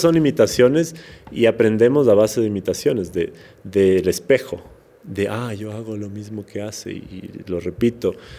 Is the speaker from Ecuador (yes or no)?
yes; Quito, Pichincha, Ecuador; accent: serrano; also born or lived in Portoviejo, Manabí; yo soy manavita, nací en Puerto Viejo, pero no vivía allá, crecí en Quito. Entonces hablo como un poco serrano, no 100%, serrano, sí